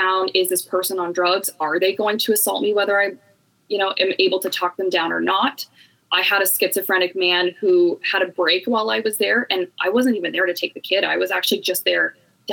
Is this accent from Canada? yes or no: yes; Canada; I am from Canada